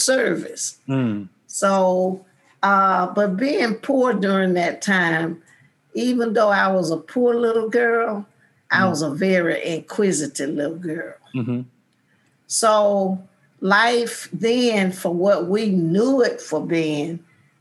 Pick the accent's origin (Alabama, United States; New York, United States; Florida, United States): Alabama, United States; Selma; I grew up in George Washington Carver Projects